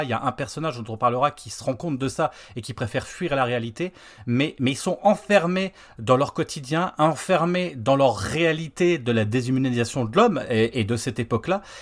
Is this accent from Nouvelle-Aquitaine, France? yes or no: no; Lorraine, Grand Est, France; on est Lorrain